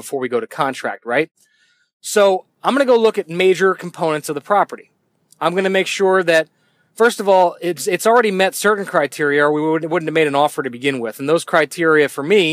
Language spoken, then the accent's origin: English; Northeast, United States; I'm from the Northeast